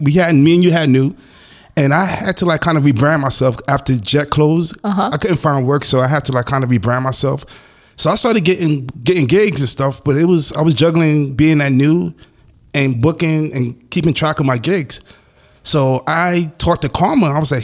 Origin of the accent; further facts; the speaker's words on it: New York, United States; We're from New York also.